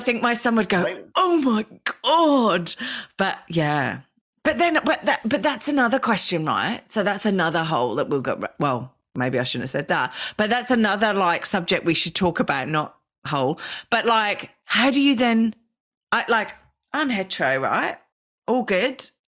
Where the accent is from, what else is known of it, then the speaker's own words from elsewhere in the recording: Australia; we're Australian